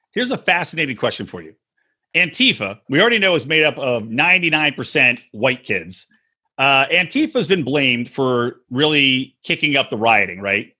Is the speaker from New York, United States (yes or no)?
no; Philadelphia, Pennsylvania, United States; fan from Philly